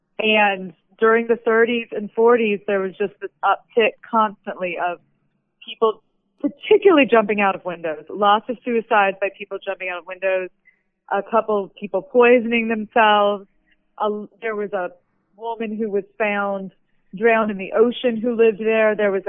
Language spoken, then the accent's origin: English; North Carolina, United States; now in Los Angeles, United States; I'm from North Carolina